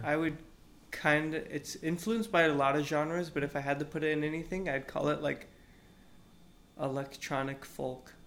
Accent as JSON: {"language": "English", "town": "Austin", "region": "Texas", "country": "United States", "tie": "born or raised there", "said": "I'm from Austin"}